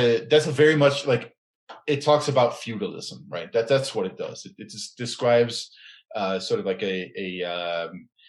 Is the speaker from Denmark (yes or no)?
yes; Aarhus, Central Denmark Region, Denmark; my hometown, Aarhus